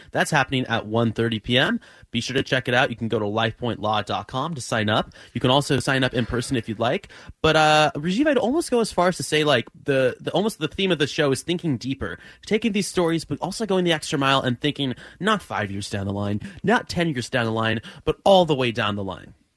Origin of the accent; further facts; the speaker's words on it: Sacramento, California, United States; my hometown of Sacramento